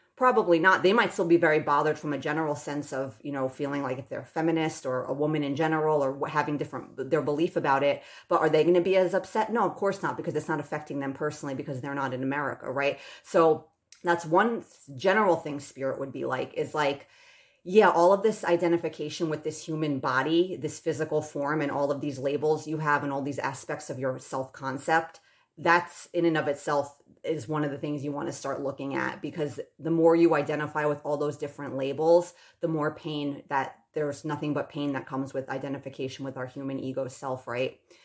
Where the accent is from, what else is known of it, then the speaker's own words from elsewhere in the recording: United States; I still deeply identify as an American